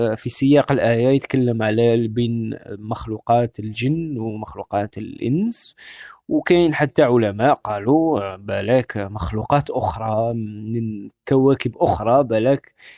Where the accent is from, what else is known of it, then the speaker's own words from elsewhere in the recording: Algeria; الجزائر بالنسبة لي آه، منطقة آه، كبرت فيها وترعرعت فيها